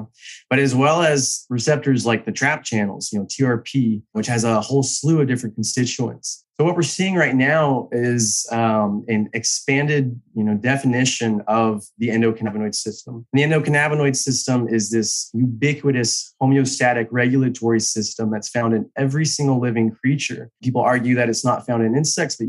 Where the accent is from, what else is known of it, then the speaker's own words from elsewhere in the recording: Texas, United States; also born or lived in Israel; I'm a biochemist from Texas, trained in Texas State University